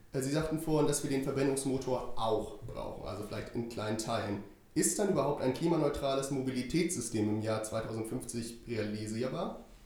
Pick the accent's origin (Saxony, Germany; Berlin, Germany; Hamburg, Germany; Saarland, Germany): Hamburg, Germany; ich komme aus Hamburg